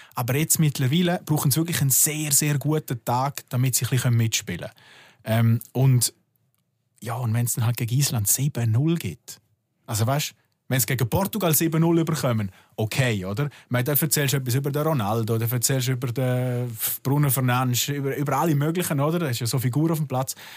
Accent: Bad Ragaz, St. Gallen, Switzerland; ich bin aus Bad Ragaz, aber das ist halt sehr nah bei Liechtenstein

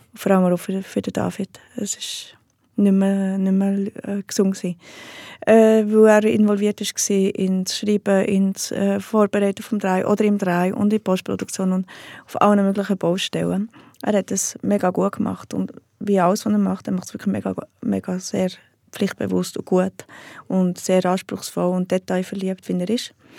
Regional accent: Heiligenschwendi, Bern, Switzerland; Im Berner Oberland, einem kleinen Bauerndorf

